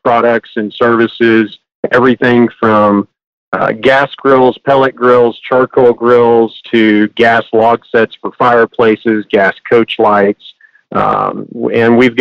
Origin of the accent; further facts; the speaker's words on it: Hondo, Texas, United States; also born or lived in College Station, Texas; now in Houston, United States; I was born in Hondo, Texas on a family farm. And after I graduated high school, I moved to College Station